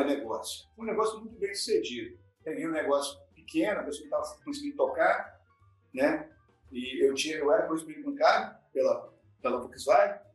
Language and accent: Portuguese; Cariacica, Espírito Santo, Brazil; born or raised there; also born or lived in Vitória